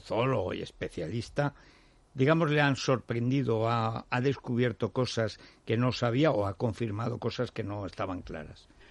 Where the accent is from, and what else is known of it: Teruel, Aragon, Spain; born or raised there; moved away